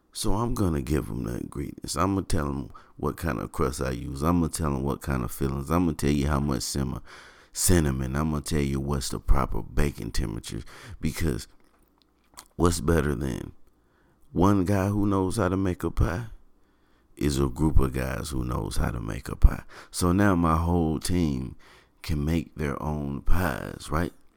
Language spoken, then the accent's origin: English; Shelby, North Carolina, United States; I do hail from North Carolina. I was born in Shelby, North Carolina